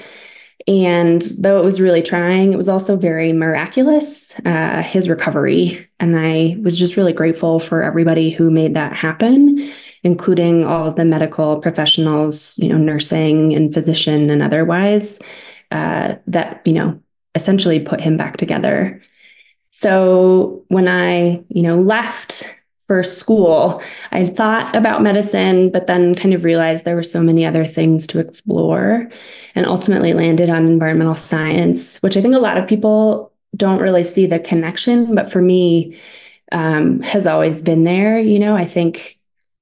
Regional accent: Taos, New Mexico, United States; also born or lived in California; now in Albuquerque, United States; I was born in California, but called Taos home. It's where my parents currently live and where I graduated from high school

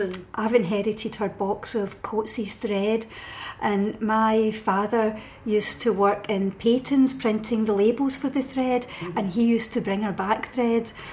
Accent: Paisley, Scotland, United Kingdom; I'm from Paisley

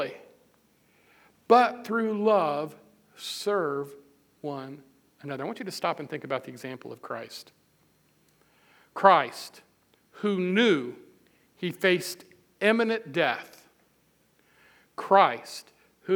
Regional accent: Midwest, United States; I'm a Midwesterner. We're kind of plain spoken

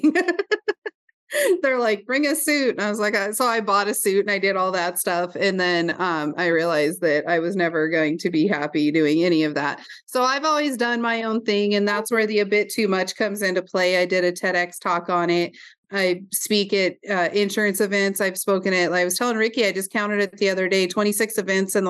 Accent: Roundup, Montana, United States; also born or lived in Glendive, Montana; from Roundup, Montana.

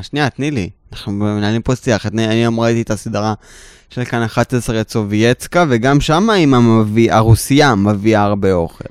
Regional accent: Tel Aviv, Tel Aviv District, Israel; ואני גדלתי בתל אביב, עדיין

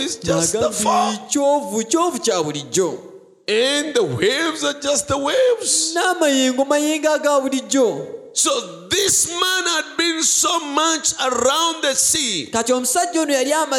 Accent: United States; I'm American

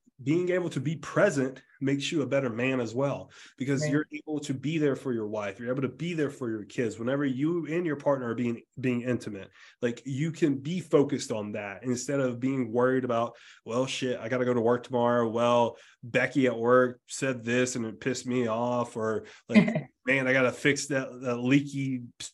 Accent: South Carolina, United States; growing up in the South, like being from South Carolina, like a very rural area of South Carolina

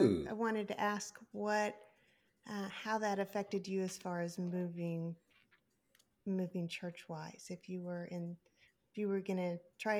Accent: Oklahoma, United States; I grew up in Oklahoma, and we went to we're both in Oklahoma City with and Scott, so we were in Oklahoma City for like 10 years.

